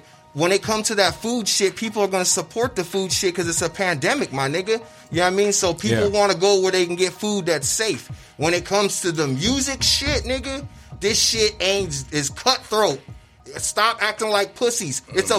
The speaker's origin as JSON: {"language": "English", "region": "Arizona", "country": "United States", "tie": "born or raised there", "said": "I grew up in Arizona all my life"}